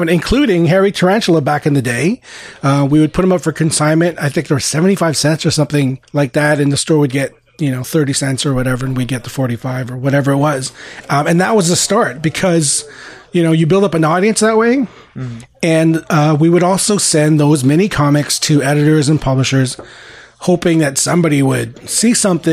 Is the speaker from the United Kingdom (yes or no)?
no; Montreal, Quebec, Canada; also born or lived in Philippines; growing up in Montreal, you know, Montreal being a very European, you know, Francophone city